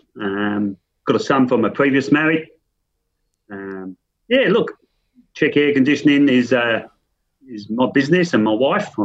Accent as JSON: {"language": "English", "region": "London", "country": "United Kingdom", "tie": "born or raised there", "also_born_or_lived": "Wollongong", "moved": "as an adult", "lives_now": "Australia", "said": "I'm a Londoner"}